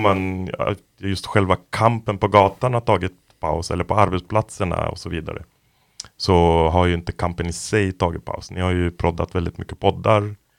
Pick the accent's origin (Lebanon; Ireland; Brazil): Lebanon; now in Sweden; jag är från Libanon som väldigt många vet. Och jag växte upp där under inbördeskriget